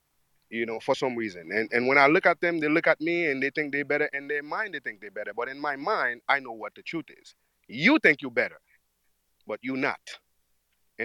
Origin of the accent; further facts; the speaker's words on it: Haiti; moved away; I'm from Haiti